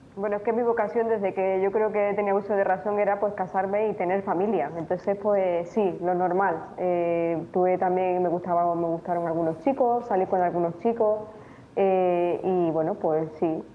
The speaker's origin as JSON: {"language": "Spanish", "town": "Tenerife", "region": "Canary Islands", "country": "Spain", "tie": "born or raised there", "also_born_or_lived": "Romania", "moved": "as an adult", "lives_now": "Murcia, Spain", "said": "nací allí y fui fui adoptada por un matrimonio canario y eh, por eso pues, sí, he crecido en España"}